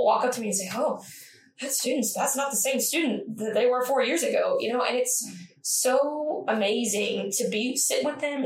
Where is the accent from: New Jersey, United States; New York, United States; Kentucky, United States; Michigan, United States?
Kentucky, United States; Owensboro; I'm from Owensboro